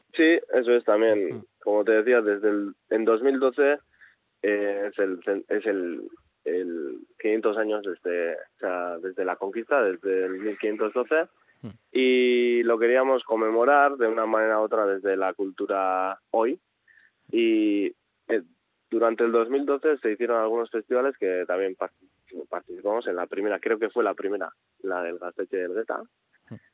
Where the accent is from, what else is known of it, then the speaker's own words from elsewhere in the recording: Azkoitia, Basque Country, Spain; Yo soy natural de Azcoitia, de un pueblo eh, pues pequeño de del, interior de Guipúzcoa